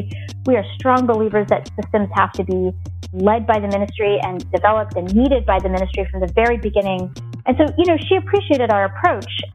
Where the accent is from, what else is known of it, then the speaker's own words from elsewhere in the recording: Virginia, United States; I was born in Virginia in the United States a few years after my parents moved here from India